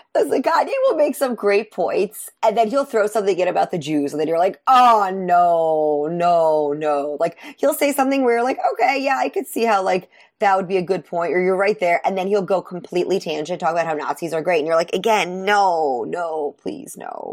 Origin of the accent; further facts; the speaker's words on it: New York City, New York, United States; I grew up in New York City. I grew up in, like, Brooklyn and Queens